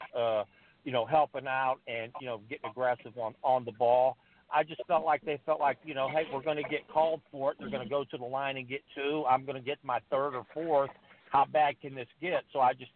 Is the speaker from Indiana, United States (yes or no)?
yes; Indiana, United States; we're both from Indiana.